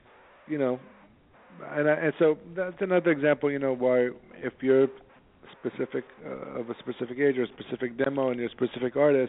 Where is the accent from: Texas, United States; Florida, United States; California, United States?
California, United States; San Diego; now in New York, United States; You know, I moved to New York from San Diego. I didn't know what the hell I wanted to do.